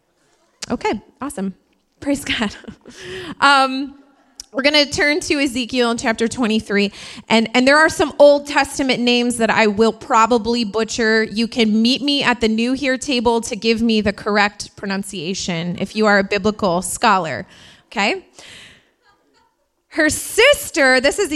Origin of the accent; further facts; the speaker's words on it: Indiana, United States; now in New York, United States; I'm from Indiana, and where I'm from, you thought it was cold here